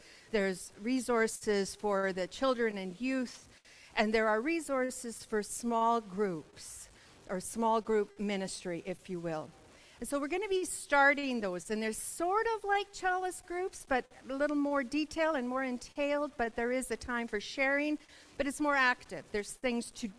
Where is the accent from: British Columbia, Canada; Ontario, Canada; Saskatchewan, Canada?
Saskatchewan, Canada; Melfort; moved away; also born or lived in Kamloops; I'm from Melfort